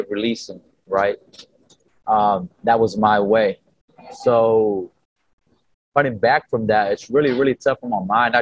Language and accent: English; Inland Empire, California, United States; I'm out here from Cali, from the Inland Empire